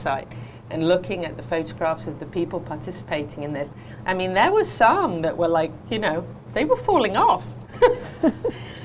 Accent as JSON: {"language": "English", "region": "England", "country": "United Kingdom", "tie": "born or raised there", "moved": "yes", "lives_now": "United States", "said": "growing up in England"}